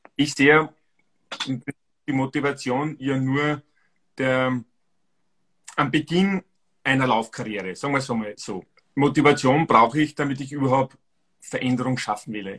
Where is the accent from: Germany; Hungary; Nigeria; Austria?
Austria; Styria; Ich bin aus Österreich, also ursprünglich aus der Steiermark